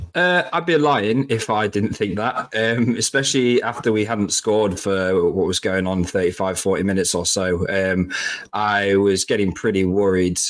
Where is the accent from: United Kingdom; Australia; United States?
United Kingdom; Lincolnshire, East Midlands; we're not we're not from London, we're from Lincolnshire.